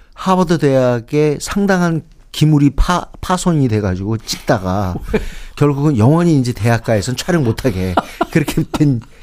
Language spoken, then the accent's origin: Korean; Seoul, South Korea; 저는 어렸을 때부터 여기 살았잖아요. 서울에